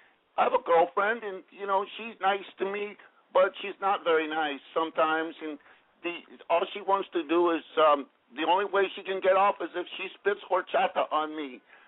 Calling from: Ventura, California, United States; I'm 21 years old, and I'm calling out of the Ventura area.

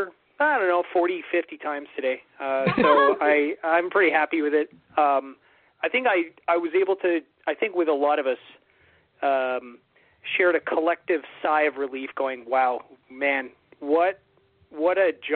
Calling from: Ottawa, Ontario, Canada; Surprise. … from Ottawa, Ontario

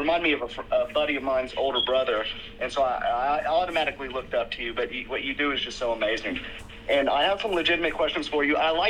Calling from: Tennessee, United States; from Tennessee.

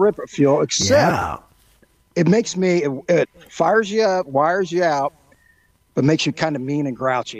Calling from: Indiana, United States; I'm coming from Skunk Haven, Western Indiana.

